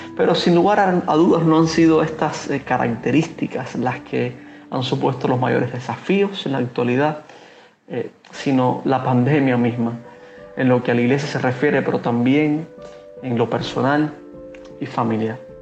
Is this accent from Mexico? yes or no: no; Cuba; como pastor cubano